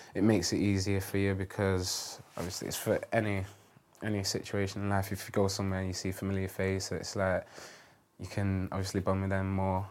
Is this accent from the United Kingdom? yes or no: yes; Manchester, North West England, United Kingdom; moved away as an adult; now in London, United Kingdom; growing up in Manchester